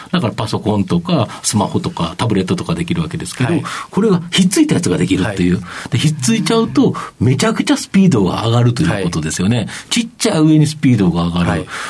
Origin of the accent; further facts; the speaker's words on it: Kobe, Hyogo, Japan; 僕もあの神戸で生まれ育った